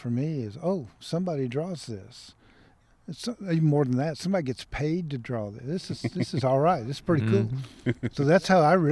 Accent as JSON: {"language": "English", "town": "Waco", "region": "Texas", "country": "United States", "tie": "born or raised there", "said": "Waco's my hometown. All of my mother's family, all of my family was here. We've been here since 1870"}